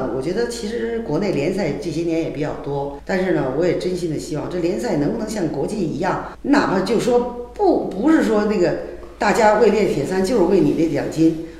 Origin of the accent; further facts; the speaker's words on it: China; 但是呢，我们中国人的认知他就这样。